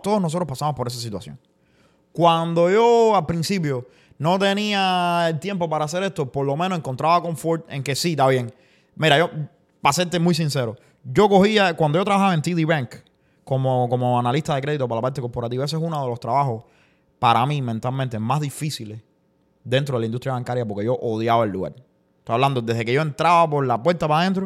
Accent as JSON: {"language": "Spanish", "country": "Cuba", "moved": "yes", "said": "yo soy el cubano"}